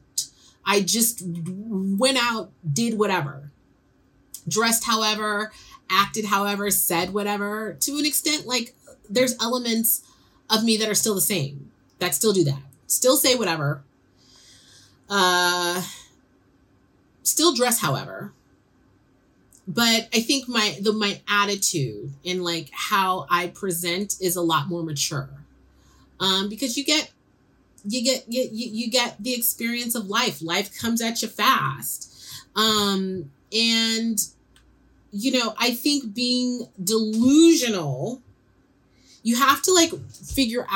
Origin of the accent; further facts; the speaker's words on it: San Francisco, California, United States; I'm growing up in San Francisco